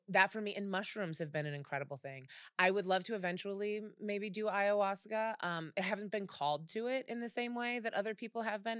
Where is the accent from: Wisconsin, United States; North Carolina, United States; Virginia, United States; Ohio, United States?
Ohio, United States; Cleveland; moved away as an adult; also born or lived in Texas / New York; now in Los Angeles, United States; I was born in Texas and grew up in Cleveland